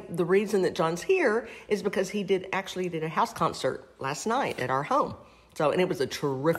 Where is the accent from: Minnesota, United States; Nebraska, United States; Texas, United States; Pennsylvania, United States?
Texas, United States; Port Aransas; with Island Time Radio Show and …, and I am actually in not only in my hometown of Port Aransas, Texas, but I'm sitting in my living room of my house